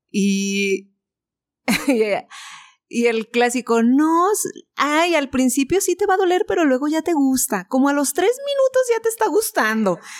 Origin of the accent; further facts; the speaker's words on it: Guanajuato, Mexico; Y entonces era así de, oh, es que venimos de Guanajuato.